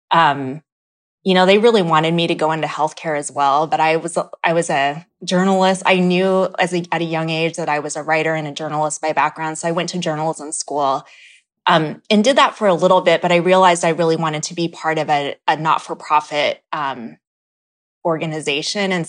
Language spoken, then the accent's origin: English; Philippines; you know being Filipino um Filipinos make up such a huge part of the healthcare workforce.